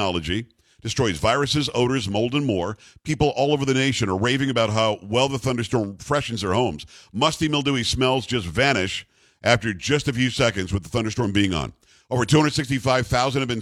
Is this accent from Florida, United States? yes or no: yes; Florida, United States; now in South Texas, United States; I grew up in Florida